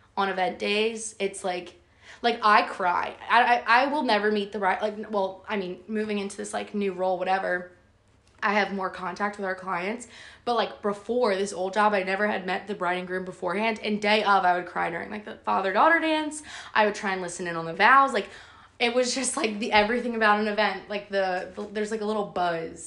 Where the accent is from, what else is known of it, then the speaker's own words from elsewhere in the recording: New Jersey, United States; being from New Jersey